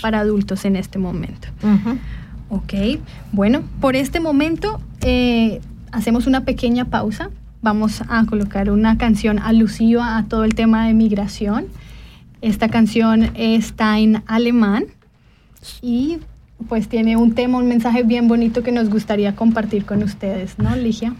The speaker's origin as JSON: {"language": "Spanish", "country": "Colombia", "moved": "yes", "lives_now": "Switzerland", "said": "soy colombiana y que también pasé por este proceso de integración"}